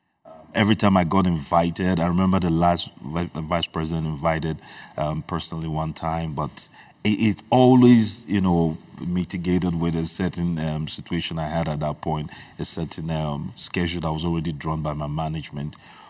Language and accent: English; Nigeria; first language Igbo; English is a second language; also born or lived in Libreville, Gabon; I was born in Libreville, Gabon, and I remember my childhood. I came to Nigeria when I was probably about 9 years old.